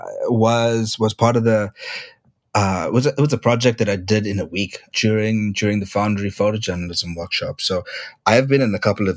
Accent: Durban, KwaZulu-Natal, South Africa; Durban, my hometown

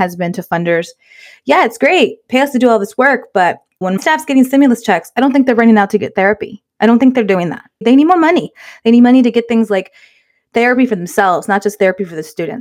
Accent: Inglewood, California, United States; We were raised in Inglewood

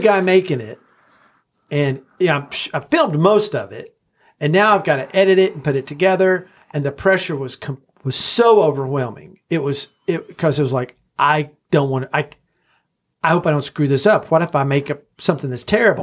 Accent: Knoxville, Tennessee, United States; also born or lived in Los Angeles, United States; now in Nashville, United States; I was born in Knoxville, so this is kind of my home

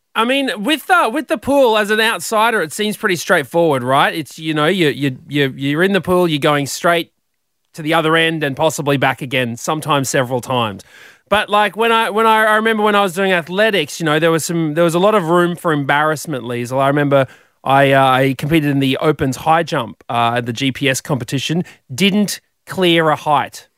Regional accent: Brisbane, Queensland, Australia; I was 15 from Brizzy

